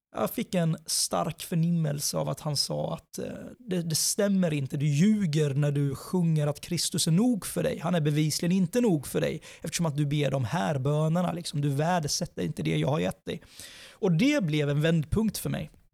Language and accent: Swedish; Sweden; född och uppvuxen i Sverige